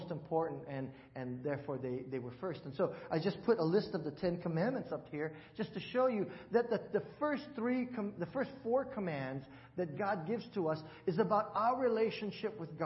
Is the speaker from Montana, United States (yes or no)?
no; Hawaii, United States; moved away; I'm from Hawaii